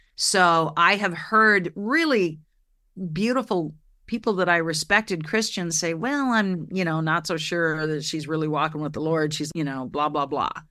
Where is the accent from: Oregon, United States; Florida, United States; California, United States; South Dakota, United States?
Oregon, United States; I grew up in Oregon